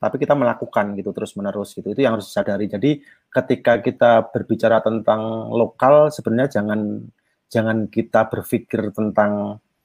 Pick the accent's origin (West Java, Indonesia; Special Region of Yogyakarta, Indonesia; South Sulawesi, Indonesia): Special Region of Yogyakarta, Indonesia; Yogyakarta; saya juga Jawa di Jogja